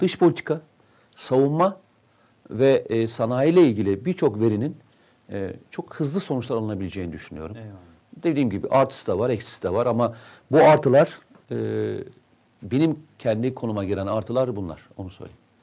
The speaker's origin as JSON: {"language": "Turkish", "country": "Turkey", "tie": "born or raised there", "also_born_or_lived": "Tokat", "said": "Memleketimi Samsun'u söylerken, Tokat'ı söylerken çok mutlu hissederim"}